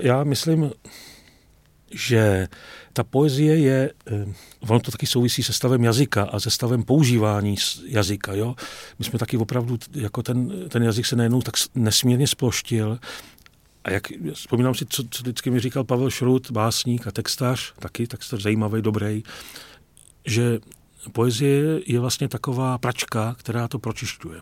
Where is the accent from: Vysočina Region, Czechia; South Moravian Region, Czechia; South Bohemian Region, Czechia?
Vysočina Region, Czechia; já jsem z Vysočiny, z venkova